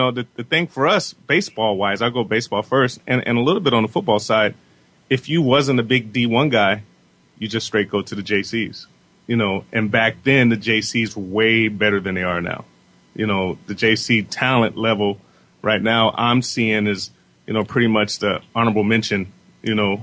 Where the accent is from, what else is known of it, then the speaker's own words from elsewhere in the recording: Southern California, United States; we're from Southern California